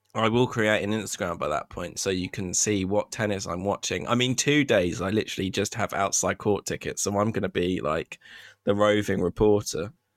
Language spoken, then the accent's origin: English; United Kingdom; I'm a Brit